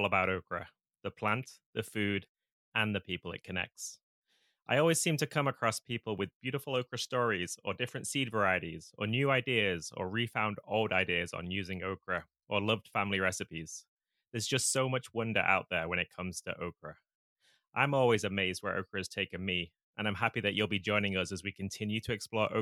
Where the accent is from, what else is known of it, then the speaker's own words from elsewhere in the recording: England, United Kingdom; moved away as an adult; now in United States; I grew up in England